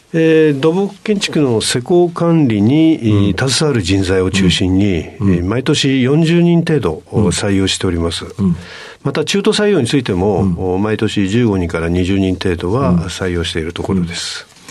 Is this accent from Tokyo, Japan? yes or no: no; Chiba, Japan; 出身は千葉県です